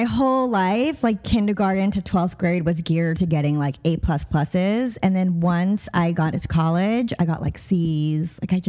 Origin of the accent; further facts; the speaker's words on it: Long Island, New York, United States; also born or lived in Brooklyn, New York / Boston; I was born in Brooklyn, New York. I was raised in Long Island